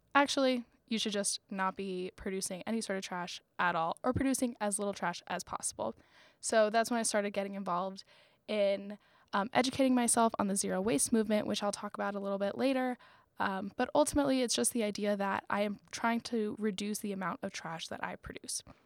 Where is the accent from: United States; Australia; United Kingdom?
United States; Florida; moved away; also born or lived in North Carolina; I'm from Florida